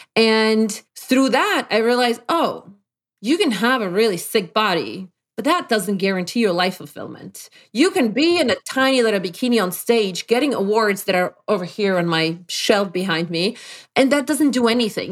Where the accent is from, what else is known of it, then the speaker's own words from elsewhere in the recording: Poland; English is a second language; moved away as an adult; also born or lived in Brookline, Massachusetts, United States; now in Connecticut, United States; Not that I was oppressed in Poland where I'm from